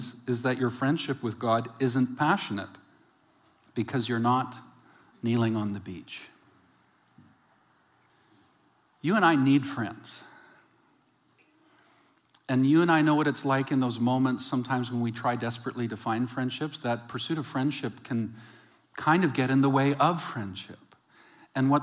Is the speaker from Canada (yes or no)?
yes; West Coast, Canada; also born or lived in Calgary; I was from the West Coast